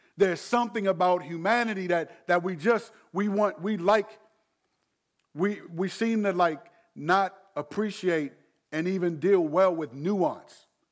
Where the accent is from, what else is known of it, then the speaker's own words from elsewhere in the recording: Landover, Maryland, United States; moved away; Growing up in Landover, I, I, I appreciate ride or die. But I'm not only from Landover now.